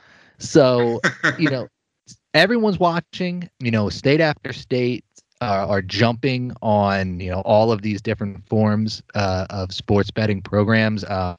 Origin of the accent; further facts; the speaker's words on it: Philadelphia, Pennsylvania, United States; I grew up in and around Philly. I lived in Philly in my 20s.